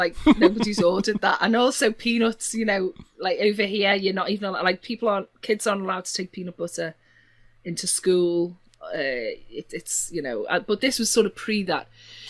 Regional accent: Liverpool, North West England, United Kingdom; accent: Scouse; three of them, but I suppose if I had to, it'd be Scouse.

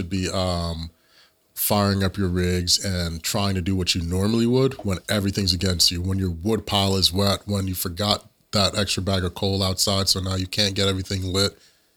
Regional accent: Jamaica; I'm Jamaican.

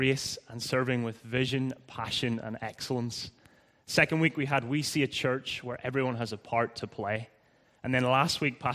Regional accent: Northern Ireland, United Kingdom; accent: Irish; moved away as an adult; also born or lived in Leith, Edinburgh, Scotland; now in Edinburgh, United Kingdom; I'm originally from Northern Ireland, as you may have guessed by now, like a few others. I came over just under 8 years ago. Sorry, I need to enunciate with my Irish accent.

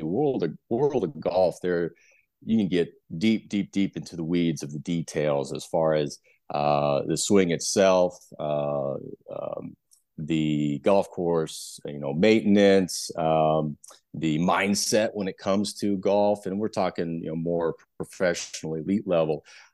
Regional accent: Nebraska, United States; So I'm originally from Nebraska, went to University of Nebraska, Lincoln for undergrad, go Big Red

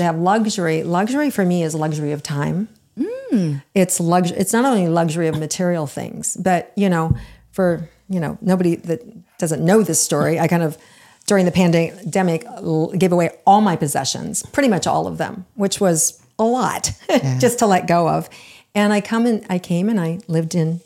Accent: Iowa, United States; moved away as an adult; also born or lived in Florida; When I first was 18 years old and I moved and left from Iowa to Florida

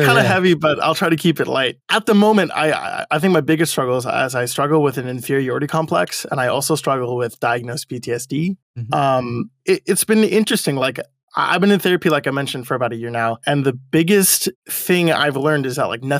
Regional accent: Monrovia, California, United States; I've lived in Monrovia my whole life

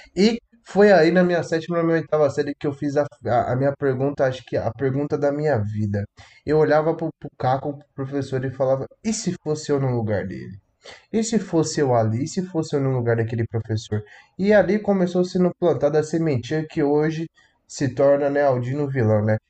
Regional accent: Paulínia, São Paulo, Brazil; Eu sou aqui do interior de São Paulo, é, Paulínia, cidade pequena. Nasci e me criei no fundo da casa da minha avó

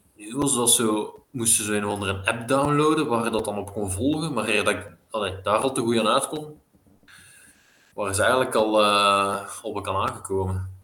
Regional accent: Belgium; als Belg

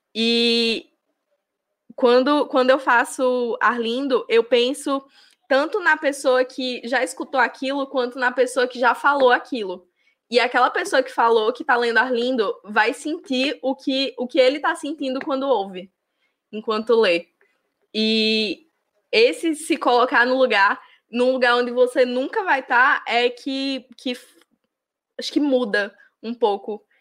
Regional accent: interior of Rio Grande do Norte, Brazil; moved away; numa cidade do interior do Rio Grande do Norte, que é a cidade de onde eu vim

